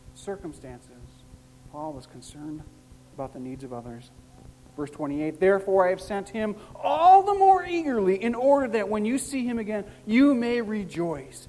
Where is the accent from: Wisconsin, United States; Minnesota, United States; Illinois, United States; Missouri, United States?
Illinois, United States; Chicago; I'm a Chicagoan by birth